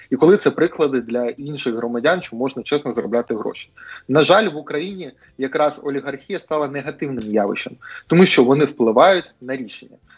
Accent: Mariupol, Donetsk Oblast, Ukraine; в моєму рідному місті Маріуполь

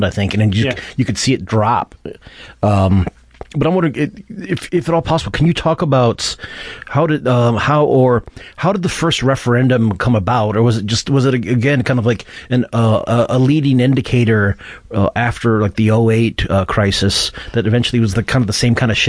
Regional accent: Michigan, United States; now in Portland, United States; I'm from Michigan

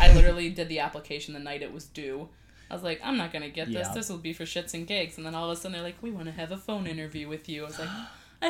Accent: Wisconsin, United States; I am from Wisconsin. I wear shorts and blizzards.

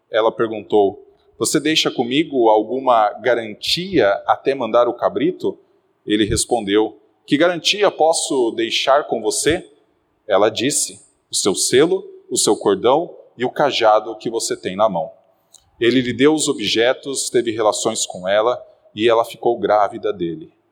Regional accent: Guarapuava, Paraná, Brazil; now in São Paulo, Brazil; Meus irmãos, há 10 anos atrás, eu vim do interior do Paraná, de uma cidade chamada Guarapuava. E logo que eu cheguei aqui, eu percebi que as pessoas sabiam que eu não era daqui.

